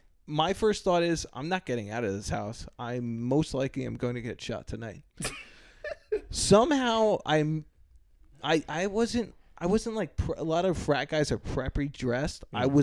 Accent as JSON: {"language": "English", "region": "East Coast", "country": "United States", "moved": "yes", "said": "But I am from the East Coast."}